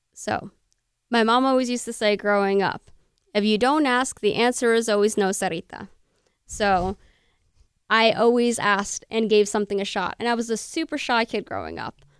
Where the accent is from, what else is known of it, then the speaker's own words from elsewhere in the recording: Bernardsville, New Jersey, United States; Burnersville, Burnersville, my hometown